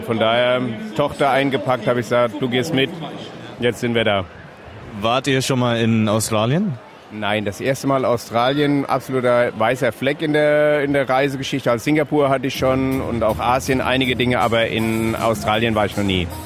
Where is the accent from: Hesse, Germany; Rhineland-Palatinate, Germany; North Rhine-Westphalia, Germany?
Rhineland-Palatinate, Germany; Kaiserslautern; Also ich bin auf dem Betzenberg groß geworden, so 300 Meter vom Stadion.